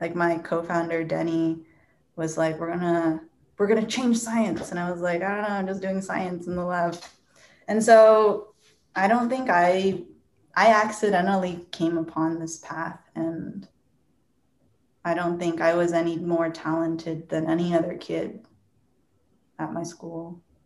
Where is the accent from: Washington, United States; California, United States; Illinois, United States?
Washington, United States; Seattle; also born or lived in Bellevue, Washington; I grew up in Seattle or Bellevue, Washington, went to school in Seattle.